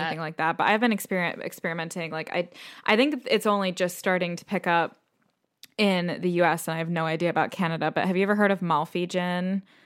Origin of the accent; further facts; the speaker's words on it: United States; moved away as an adult; now in United Kingdom; I am American, but I've been living in the U K for five years.